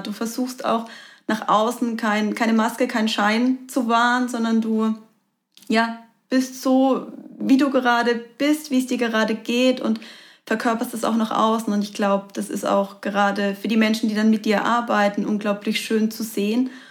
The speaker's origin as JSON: {"language": "German", "town": "Karlsruhe", "region": "Baden-Württemberg", "country": "Germany", "tie": "born or raised there", "said": "Jahre hier in meiner Heimat in Karlsruhe gelebt hast"}